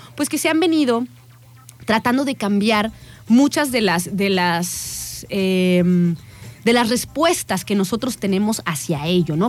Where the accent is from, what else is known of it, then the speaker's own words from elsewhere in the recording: Mexico; para nosotros como mexicanos